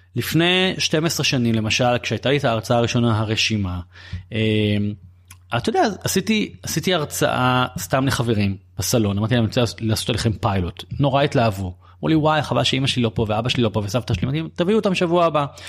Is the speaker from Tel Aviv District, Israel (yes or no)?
yes; Bat Yam, Tel Aviv District, Israel; גדלתי בבת ים